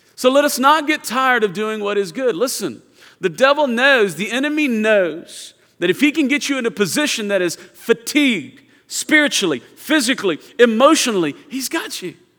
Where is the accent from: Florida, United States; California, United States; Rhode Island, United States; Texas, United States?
Texas, United States; Houston; I'm from Houston